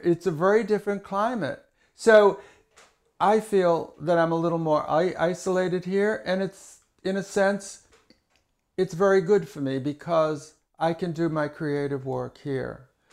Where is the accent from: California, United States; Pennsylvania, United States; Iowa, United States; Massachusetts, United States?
Massachusetts, United States; Hyannis; moved away as an adult; also born or lived in Chicago; I was born in Hyannis, Massachusetts, many years ago. I lived with my grandmother and grandfather and my, my aunt, my mother and father